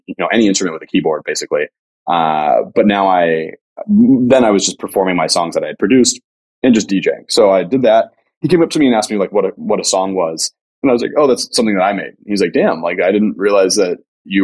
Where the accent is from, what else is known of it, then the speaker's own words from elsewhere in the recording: Las Vegas, Nevada, United States; moved away; also born or lived in Riverside, California / Los Angeles, California; I was born in Riverside, moved to Vegas when I was 3